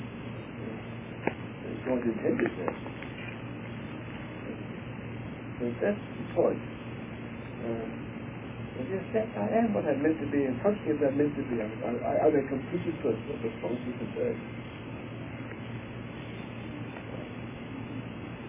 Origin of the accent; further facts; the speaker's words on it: England, United Kingdom; moved away as an adult; I'm an Englishman in our English school system